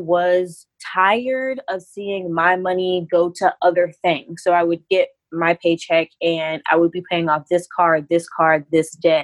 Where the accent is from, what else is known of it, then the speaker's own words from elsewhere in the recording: North Carolina, United States; moved away as an adult; I am originally from North Carolina, so the South in the United States.